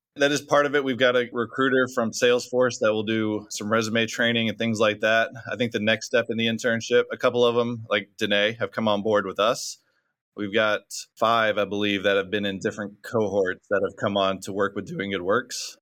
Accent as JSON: {"language": "English", "town": "Orlando", "region": "Florida", "country": "United States", "tie": "born or raised there", "moved": "as an adult", "lives_now": "Orange County, United States", "said": "I was born and raised in Orlando, Florida"}